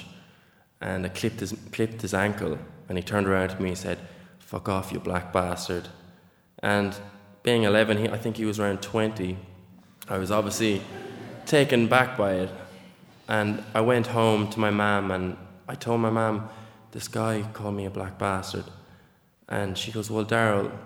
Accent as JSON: {"language": "English", "town": "Nenagh", "region": "Munster", "country": "Ireland", "tie": "born or raised there", "said": "I grew up in Nina."}